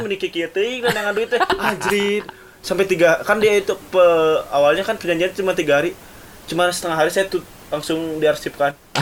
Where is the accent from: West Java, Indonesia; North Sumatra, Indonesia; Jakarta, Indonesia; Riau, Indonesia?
West Java, Indonesia; Garut; moved away as an adult; saya dari Garut emang saya lahir dari sana